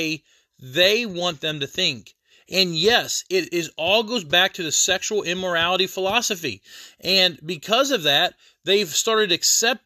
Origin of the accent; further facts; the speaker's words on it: United States; I'm an American